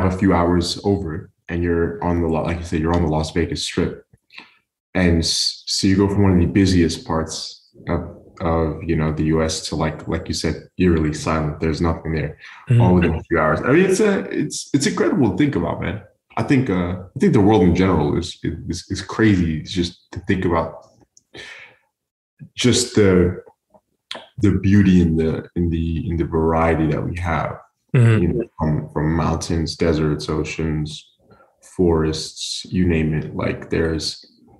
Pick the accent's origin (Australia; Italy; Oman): Oman; now in Houston, United States; growing up in Oman, mm-hmm. we lived along the coastline of we lived along the coast.